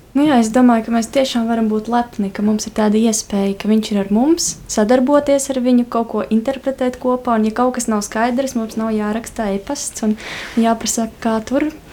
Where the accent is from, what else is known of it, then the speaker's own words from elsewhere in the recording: Kaskāni, Latgale, Latvia; Es nāku no maza ciematiņa Kaskāniem, kas atrodas pie Kārsavas, un Kārsava ir pie Krievijas robežas. Tas nozīmē, nu, ka es nāku no Latgales.